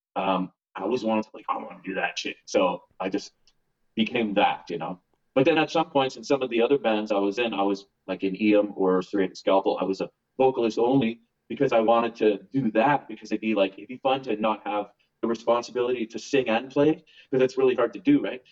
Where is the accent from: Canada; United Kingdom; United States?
Canada; Winnipeg, Manitoba; we're from Winnipeg.